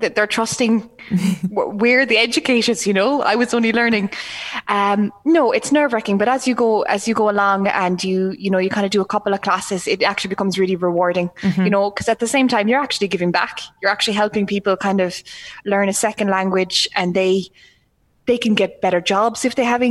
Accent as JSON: {"language": "English", "country": "Ireland", "tie": "born or raised there", "said": "we grew up here in Ireland"}